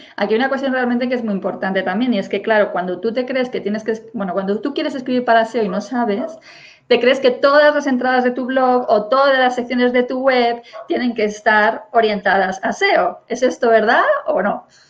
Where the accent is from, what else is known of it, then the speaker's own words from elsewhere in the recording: Spain; yo, por ejemplo, soy una profesora española que doy clases de inglés